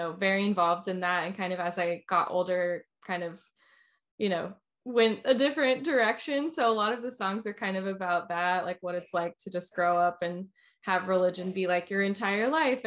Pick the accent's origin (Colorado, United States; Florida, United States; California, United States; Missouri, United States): Florida, United States; Orlando; also born or lived in Nashville, Tennessee; now in Asheville, United States; I'm actually originally from Orlando, Florida, is where I grew up